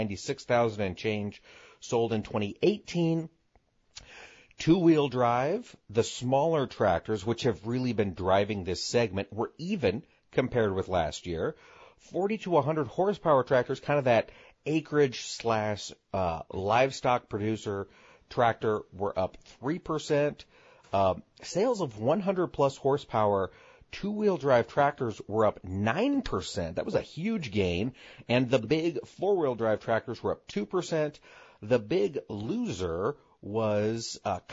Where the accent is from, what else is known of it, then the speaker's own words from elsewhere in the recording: Midwest, United States; we're from the Midwest